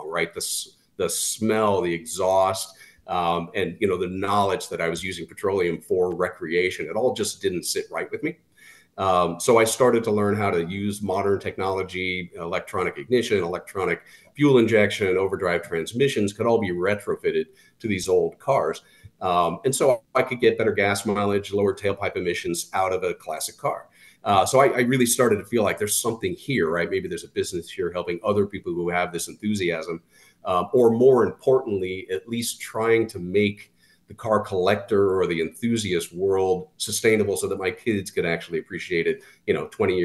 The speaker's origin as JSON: {"language": "English", "region": "Southern California", "country": "United States", "tie": "born or raised there", "said": "I grew up in Southern California car culture"}